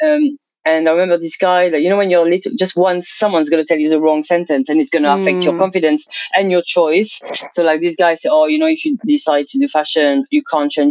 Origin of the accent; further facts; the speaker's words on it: Provence-Alpes-Côte d'Azur, France; English is a second language; moved away as an adult; now in London, United Kingdom; I grew up from the age of like 2 years old to probably 20 years old to a very small town in south of France, like in Provence